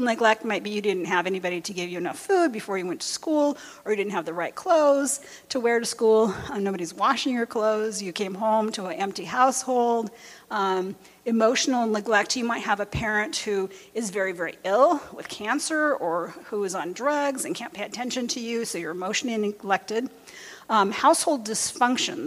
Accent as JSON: {"language": "English", "area": "near Los Angeles", "region": "California", "country": "United States", "tie": "born or raised there", "said": "where I grew up near Los Angeles, in the gang neighborhood"}